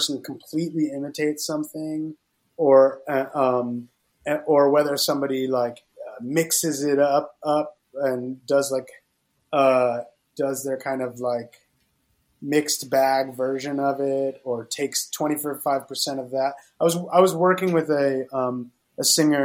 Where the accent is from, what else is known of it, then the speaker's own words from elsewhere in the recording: Florida, United States; growing up in Florida